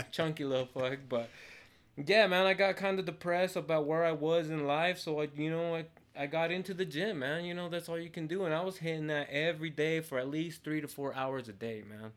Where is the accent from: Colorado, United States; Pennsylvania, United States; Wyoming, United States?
Colorado, United States; Montrose; also born or lived in Mexico; I grew up my whole life here in Montrose